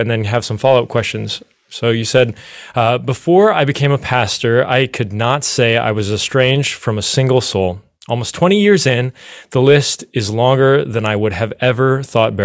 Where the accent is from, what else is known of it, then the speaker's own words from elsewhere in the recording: Chicago, Illinois, United States; moved away; I'm originally from Chicago